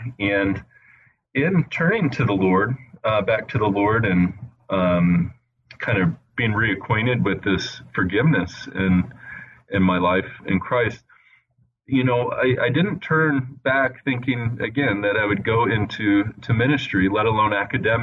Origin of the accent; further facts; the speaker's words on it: Indianapolis, Indiana, United States; also born or lived in California / Italy; now in Wheaton, United States; I grew up mostly in the Midwest in Indiana, but I was born in California and spent a little bit of time in Italy with my family. And then we ended up settling for the most part in the Indianapolis area.